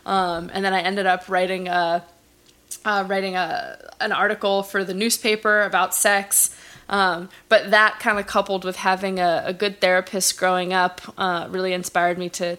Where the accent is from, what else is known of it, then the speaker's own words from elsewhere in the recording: Los Angeles, California, United States; also born or lived in Bay Area; I grew up in Los Angeles in the San Fernando Valley. I'm from a place called Chatsworth